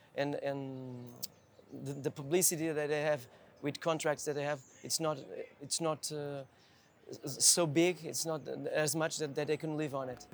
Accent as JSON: {"language": "English", "region": "Lisbon", "country": "Portugal", "tie": "born or raised there", "also_born_or_lived": "Viseu, Portugal", "second_language": "English", "said": "I was born in the north of Portugal, in Viseu, in, in the north, in the center. And with four years old, I came. I came to Lisbon"}